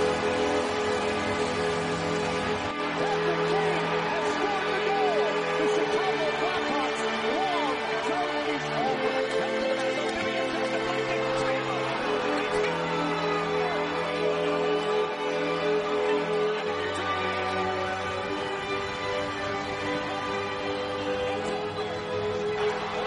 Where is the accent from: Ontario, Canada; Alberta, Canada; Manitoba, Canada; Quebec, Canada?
Alberta, Canada; Edmonton; I'm actually from Western Canada, too. I'm from Edmonton. I live in Edmonton